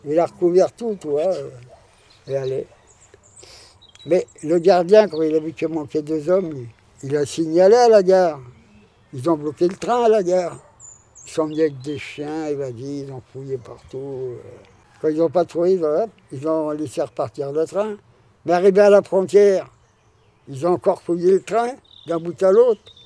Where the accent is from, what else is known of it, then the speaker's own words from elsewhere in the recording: France; on est Français